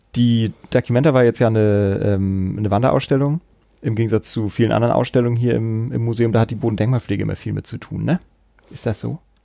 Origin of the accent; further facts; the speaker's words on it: Kiel, Schleswig-Holstein, Germany; also born or lived in Hamburg-Harburg; now in Hamburg, Germany; ich komme ja aus Kiel ursprünglich